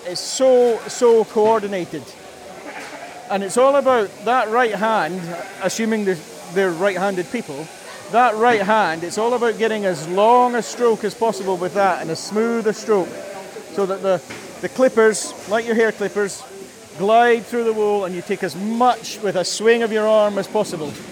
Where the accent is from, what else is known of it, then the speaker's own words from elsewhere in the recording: Isle of Man; I'm from the Isle